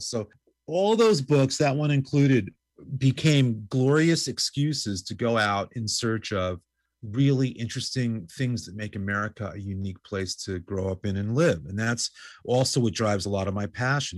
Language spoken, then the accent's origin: English; New York City, New York, United States; I grew up in New York going to C B Jeebies